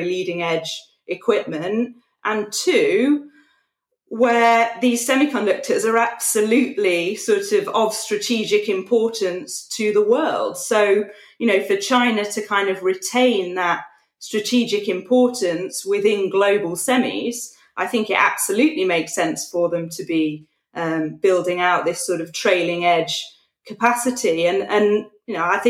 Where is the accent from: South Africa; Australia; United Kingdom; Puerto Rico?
United Kingdom; As a Brit